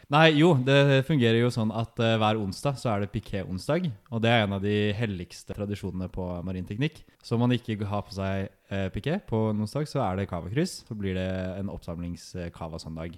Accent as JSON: {"language": "Norwegian", "town": "Nesodden", "region": "Akershus", "country": "Norway", "also_born_or_lived": "Oslo", "moved": "as an adult", "lives_now": "Trondheim, Norway", "said": "kommer fra Nesodden."}